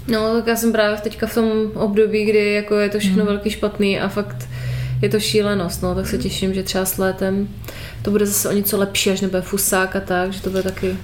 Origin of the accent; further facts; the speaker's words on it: Moravia, Czechia; U nás na Moravě